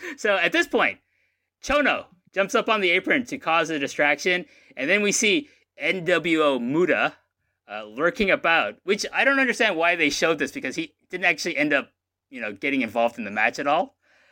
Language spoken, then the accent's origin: English; Canada; I am Canadian in every capacity.